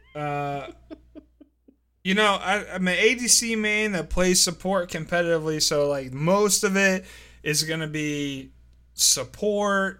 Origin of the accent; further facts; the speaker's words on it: La Plata, Maryland, United States; That was my high school. I graduated, La Plata High School, class of oh nine